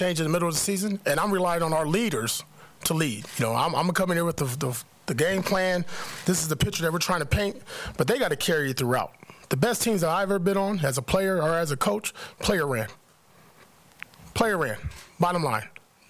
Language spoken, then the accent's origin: English; Compton, California, United States; I grew up in Compton, California. I was born a Raider. I was born with the Raiders rolling in the Coliseum in L.A. I was rolling with … talking straight out of Compton, rocking Raider hats.